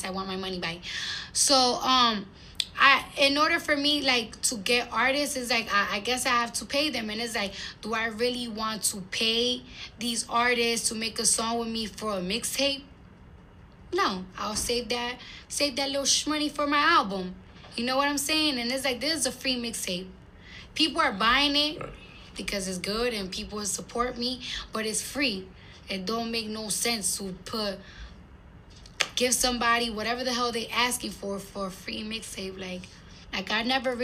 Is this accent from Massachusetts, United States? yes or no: no; New York, United States; I'm from New York